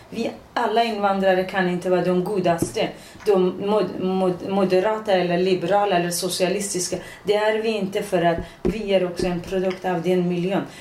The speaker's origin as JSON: {"language": "Swedish", "region": "Iranian Kurdistan", "country": "Iran", "also_born_or_lived": "Västerås, Sweden", "second_language": "Swedish", "moved": "yes", "lives_now": "Sweden", "said": "Ja, Kurdistan, Iran."}